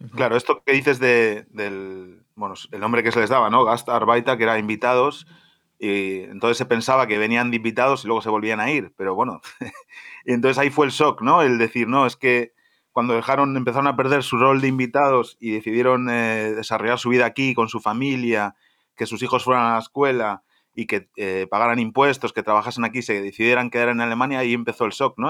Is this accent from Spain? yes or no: yes; Spain; moved away as an adult; also born or lived in Germany; now in Berlin, Germany; soy español, soy europeo